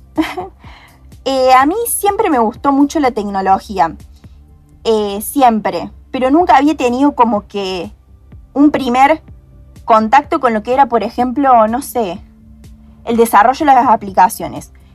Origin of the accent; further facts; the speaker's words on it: Hernando, Córdoba, Argentina; moved away as an adult; now in Córdoba, Argentina; soy de Hernando, una pequeña ciudad eh, en el interior de Córdoba, pero ahora eh, por la universidad me vine a Córdoba Capital.